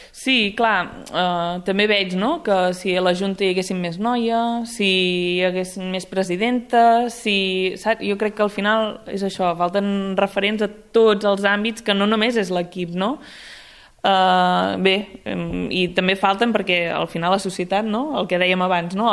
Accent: Sant Hipòlit de Voltregà, Catalonia, Spain; sóc de Sant Hipòlit de Voltregà

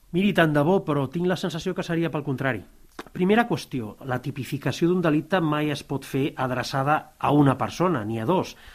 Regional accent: Tarragona, Catalonia, Spain; del barri de Sant Pere i Sant Pau, que és eh, el meu barri, que li diem la Persiana. Però era el lloc on amb els amics pràcticament des dels 14 fins als 20 anys, cada tarda després de l'institut

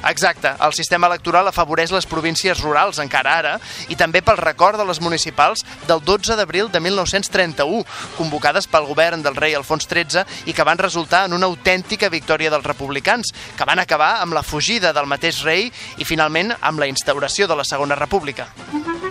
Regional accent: Canet de Mar, Catalonia, Spain; moved away as an adult; now in Barcelona, Spain; Jo sóc de Canet de tota la vida, però fa uns quants anys que estic empadronat a Barcelona

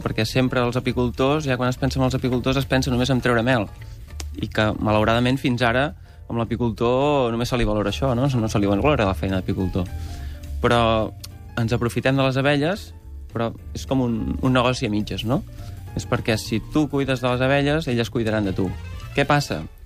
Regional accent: Berguedà, Catalonia, Spain; jo vinc del Berguedà

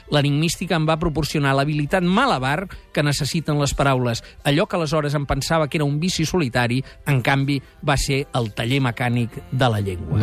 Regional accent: Barcelona, Catalonia, Spain; sóc un producte dels Salesians, no de Badalona, ah, sí? sinó dels d'Horta

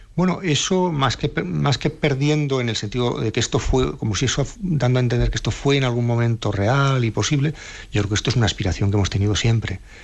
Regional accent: Navarre, Spain; yo soy un nacionalista vasco de Navarra

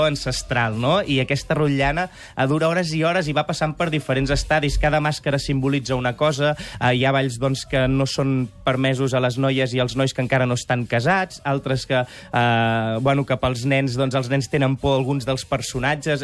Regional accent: Sant Joan de les Abadesses, Catalonia, Spain; Sant Joan de les Abadès, al meu poble

